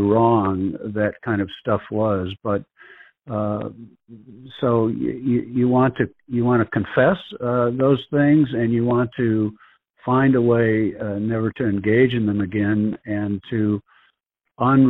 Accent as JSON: {"language": "English", "town": "Woodstock", "region": "Illinois", "country": "United States", "tie": "born or raised there", "also_born_or_lived": "Kansas City", "moved": "yes", "said": "my hometown of Woodstock, Illinois"}